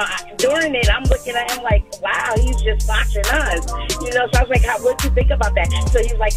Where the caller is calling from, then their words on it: Plainfield, New Jersey, United States; I'm calling from Plainfield, New Jersey.